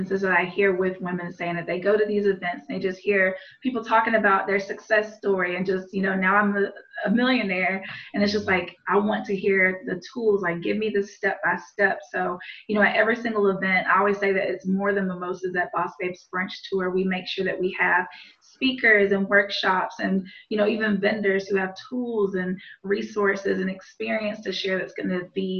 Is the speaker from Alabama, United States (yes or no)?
yes; Montgomery, Alabama, United States; my hometown of Montgomery, Alabama